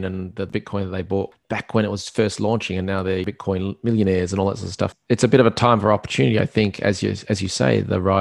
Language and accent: English; Perth, Western Australia, Australia; I'm from Perth in Australia